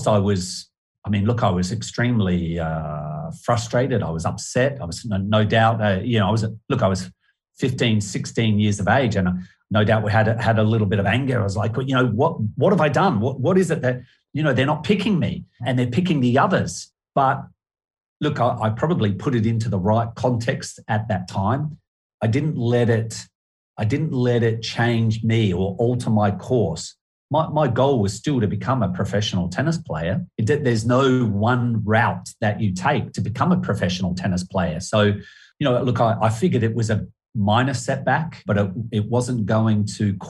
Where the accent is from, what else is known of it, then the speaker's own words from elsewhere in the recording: Adelaide, South Australia, Australia; Growing up in Adelaide